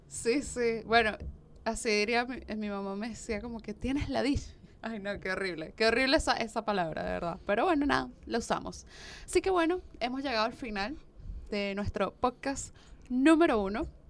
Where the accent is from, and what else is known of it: Venezuela; moved away as an adult; now in Argentina